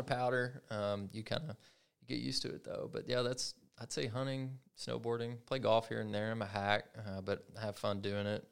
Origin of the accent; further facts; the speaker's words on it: Kentucky, United States; I'm from Kentucky